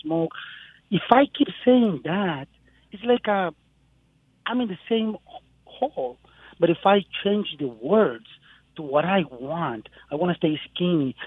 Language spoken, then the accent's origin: English; Mexico; now in Jackson, United States; I'm calling from Jackson, Mississippi. I'm living here for the last 5 years. I'm Mexican.